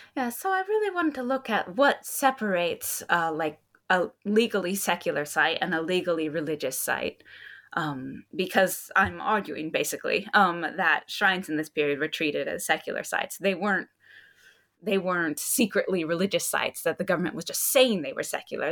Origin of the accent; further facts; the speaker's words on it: Hawaii, United States; moved away as an adult; also born or lived in Hokkaido, Japan; I'm from Hawaii, and then I was living in Hokkaido